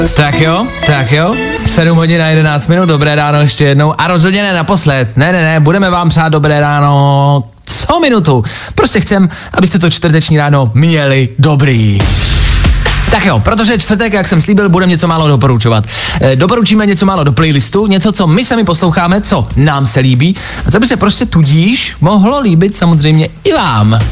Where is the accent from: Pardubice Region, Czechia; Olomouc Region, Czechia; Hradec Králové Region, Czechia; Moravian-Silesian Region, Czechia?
Pardubice Region, Czechia; Pardubice; Od Pardubic pocházím